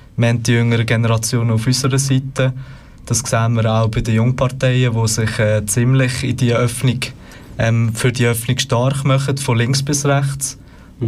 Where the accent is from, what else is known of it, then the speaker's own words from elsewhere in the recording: Lucerne, Switzerland; bin aus Luzern, bin dort äh, im Stadtparlament